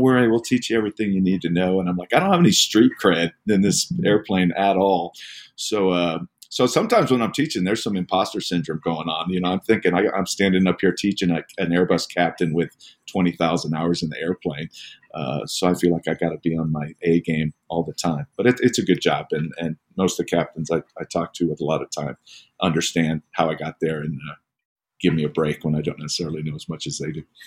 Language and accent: English; Hollister, California, United States; moved away as an adult; also born or lived in Massachusetts; now in Colorado Springs, United States; California kid, Central California, in a little town called Hollister.